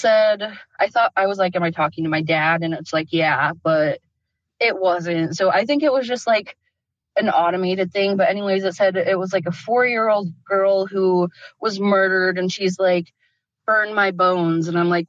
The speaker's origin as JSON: {"language": "English", "region": "Idaho", "country": "United States", "also_born_or_lived": "Utah", "lives_now": "Minnesota, United States", "said": "I live in Minnesota, but I'm from Idaho and Utah."}